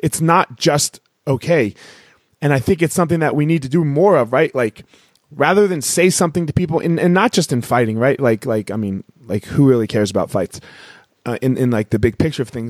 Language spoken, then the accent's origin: English; Philadelphia, Pennsylvania, United States; I grew up in Philly